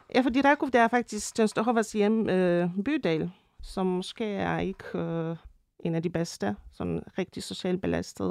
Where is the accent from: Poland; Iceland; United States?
Poland; Częstochowa, Silesian Voivodeship; moved away; jeg kommer fra Shestjova